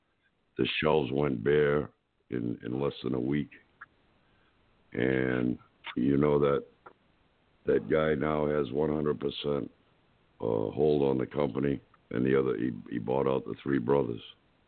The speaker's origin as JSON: {"language": "English", "region": "Massachusetts", "country": "United States", "lives_now": "Lake Wales, United States", "said": "I live in Lake Wales, Florida right now, but I moved from Massachusetts. You know, as a Massachusetts resident, there was a matzke basket."}